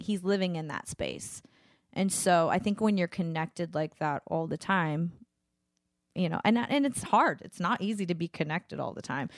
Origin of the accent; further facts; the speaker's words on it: Louisiana, United States; moved away; my hometown, um, 'cause I'm from Louisiana